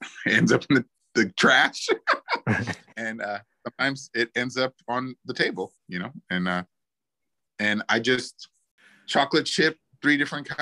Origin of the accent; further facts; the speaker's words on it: New Orleans, Louisiana, United States; I'm from New Orleans